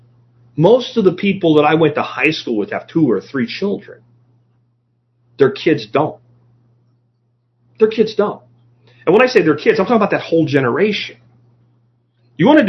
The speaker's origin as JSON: {"language": "English", "region": "Florida", "country": "United States", "tie": "born or raised there", "said": "Growing up in Florida"}